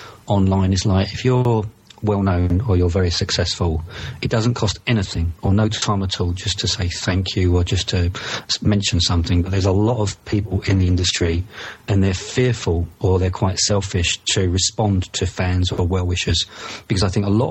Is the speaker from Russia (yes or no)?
no; United Kingdom; maybe it's because of my accent, maybe it's because I'm from the UK